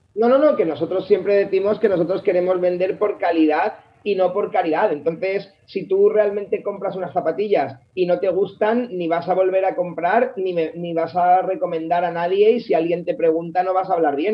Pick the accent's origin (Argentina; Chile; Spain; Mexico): Spain; Alicante, Valencian Community; moved away as an adult; nosotros eh, somos de Alicante, los tres